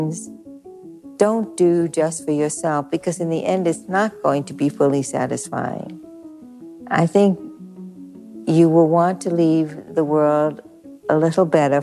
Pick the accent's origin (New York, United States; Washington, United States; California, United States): New York, United States; New York City; we were both born and bred in Brooklyn, New York